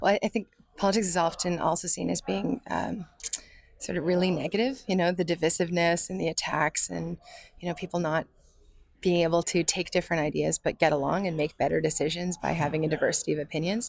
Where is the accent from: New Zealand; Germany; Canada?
Canada; London, Ontario; I am a Londoner.